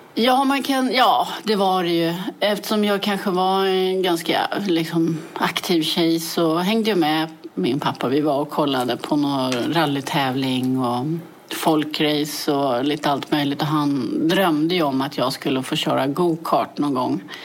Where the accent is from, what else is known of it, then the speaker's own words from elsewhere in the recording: Täby, Stockholm County, Sweden; jag är född i Täby och växte upp i Täby.